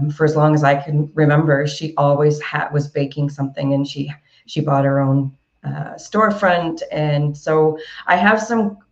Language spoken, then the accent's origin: English; Yarmouth, Nova Scotia, Canada; moved away as an adult; also born or lived in South Korea / Philippines; I had a cafe in my hometown for a number of years